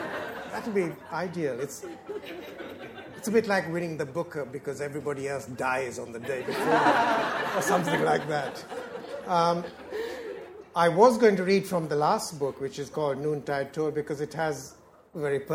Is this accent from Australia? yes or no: no; Philippines; moved away as an adult; now in England, United Kingdom; when I came to London, when I came to England to live, I came from the Philippines. And I came from a country which was very, very unusual in Asia. It was regarded then as an English-speaking country.